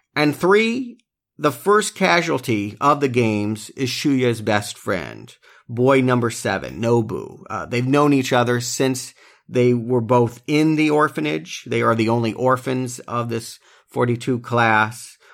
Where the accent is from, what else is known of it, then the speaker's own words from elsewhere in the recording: United States; the more colorful W W F, W C W stuff that we grew up on here in America.